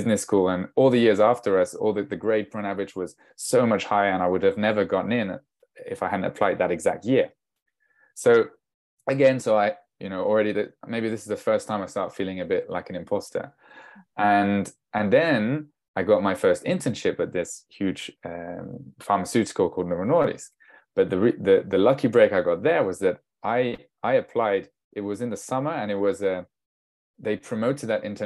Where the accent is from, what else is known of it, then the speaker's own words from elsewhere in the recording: France; I'm half English, half Danish, but I was born and raised in France.